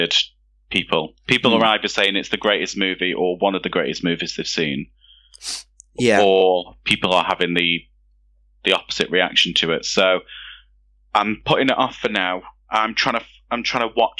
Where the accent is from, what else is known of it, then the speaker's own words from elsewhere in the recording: Derby, East Midlands, United Kingdom; I've come from Derby